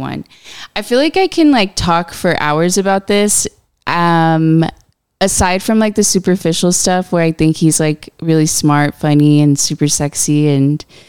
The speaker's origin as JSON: {"language": "English", "town": "Buckeye", "region": "Arizona", "country": "United States", "tie": "born or raised there", "also_born_or_lived": "Downey, California / South Gate, California / Avondale, Arizona", "said": "I moved to Arizona when I was pretty young. I was like 10 years old. And my family moved to Avondale. And then from there, we moved to Buckeye. And then that's where I grew up. I went to high school there"}